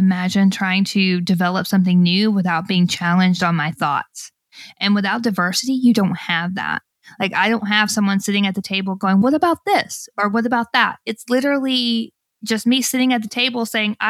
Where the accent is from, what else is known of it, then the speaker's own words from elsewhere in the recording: Alabama, United States; I grew up in Alabama